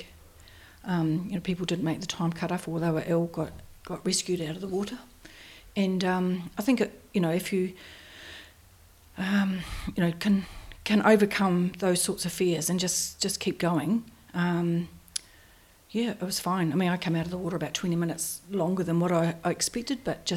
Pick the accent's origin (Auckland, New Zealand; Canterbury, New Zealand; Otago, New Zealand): Canterbury, New Zealand; Christchurch; from Christchurch, New Zealand